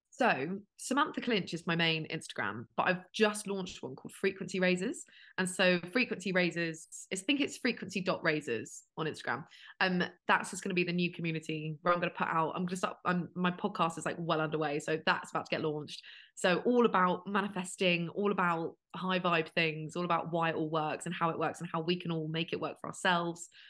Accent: United Kingdom; now in London, United Kingdom

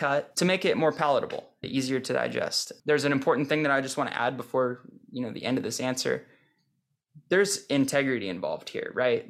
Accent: St. Helens, Oregon, United States; moved away as an adult; also born or lived in Portland, Oregon / Deer Island, Oregon; I was born in Portland, but I've never really lived in Portland proper. I grew up in Saint Helens.

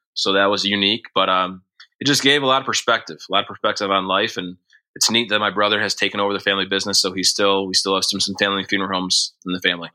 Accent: Montcalm County, Michigan, United States; also born or lived in Forest Hills, Michigan; we grew up in Montcalm County, which is the county over from where Grand Rapids is located

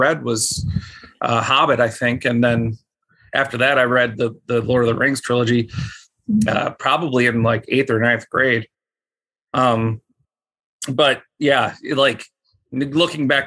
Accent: Buffalo, New York, United States; Myself and my wife, we are both from Buffalo

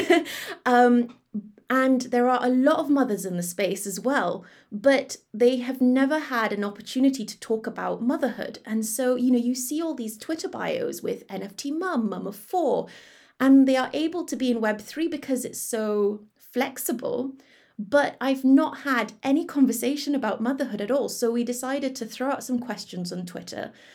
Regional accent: Malaysia; moved away; back in my home country in Malaysia

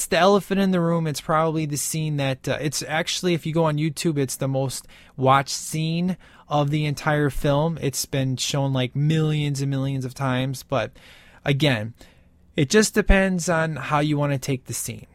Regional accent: Chicago, Illinois, United States; You know, I grew up in like, it was a pretty bad part of town.

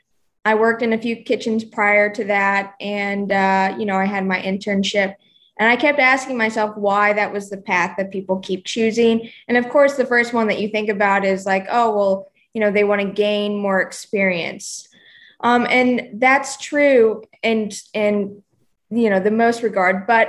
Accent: Oklahoma, United States; moved away as an adult; also born or lived in New York / Charleston; now in Nashville, United States; I'm originally from Oklahoma, and just grew up in the country

